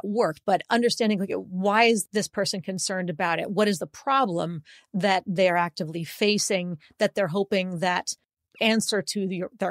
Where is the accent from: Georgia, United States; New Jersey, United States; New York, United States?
New Jersey, United States; I'm a Jersey girl